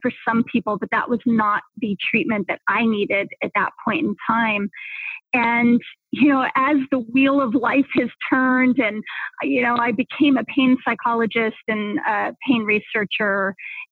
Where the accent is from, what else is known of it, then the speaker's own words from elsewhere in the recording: southern New Mexico, United States; moved away as an adult; also born or lived in Boulder, Colorado; I grew up in southern New Mexico, you know, which is really at the very bottom of the United States, in a small town that was very close to Texas and the Mexican border